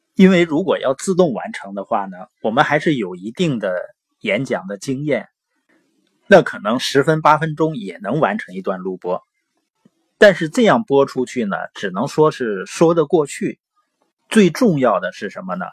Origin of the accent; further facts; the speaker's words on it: Northeast China, China; accent: Northeastern (Dongbei); 因为我是东北的口音嘛，往往有的时候评卷舌是不分的